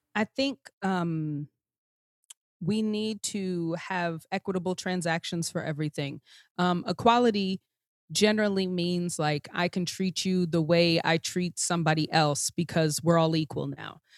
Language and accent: English; Long Island, New York, United States; I grew up on Long Island, um, a suburb